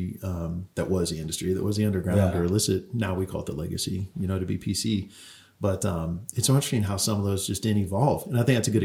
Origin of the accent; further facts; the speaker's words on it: Marin County, California, United States; also born or lived in Colorado; growing up in Marin County, I was just down down 101 from where you lived